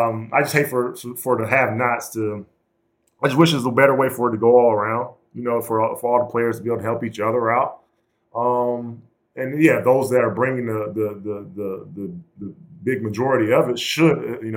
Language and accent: English; Georgia, United States; we're from the Bible Belt down there in Georgia, and everybody, you know, being Black and being from that area